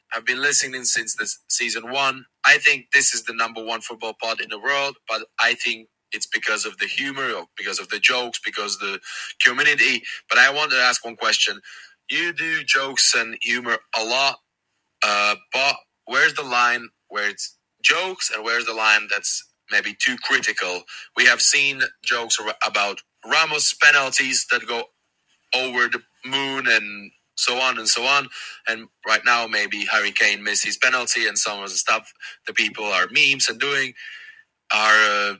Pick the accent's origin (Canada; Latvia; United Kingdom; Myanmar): Latvia; I'm football commentator from Latvia